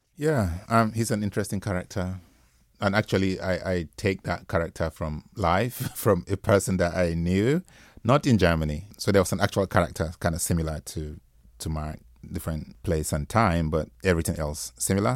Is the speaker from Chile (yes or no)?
no; Nigeria; Nigerian writer instead of just an African writer